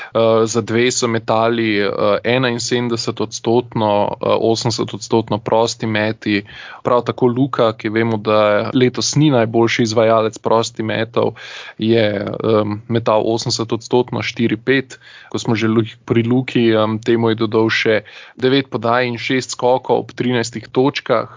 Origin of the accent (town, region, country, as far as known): Slovenia